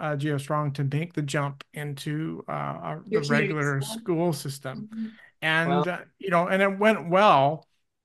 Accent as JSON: {"language": "English", "town": "Burnaby", "region": "British Columbia", "country": "Canada", "tie": "born or raised there", "said": "I grew up in Burnaby and there was tons of kids"}